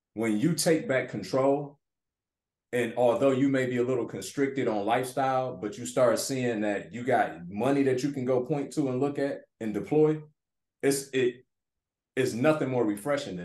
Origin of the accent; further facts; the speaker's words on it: Detroit, Michigan, United States; moved away as an adult; Growing up in Detroit, inner city